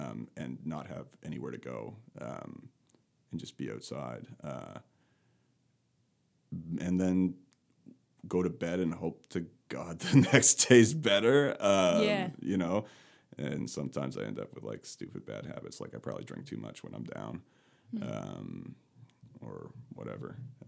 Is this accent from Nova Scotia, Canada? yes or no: yes; Nova Scotia, Canada; I come from Canada, from rural Nova Scotia, and had an amazing upbringing, great family still.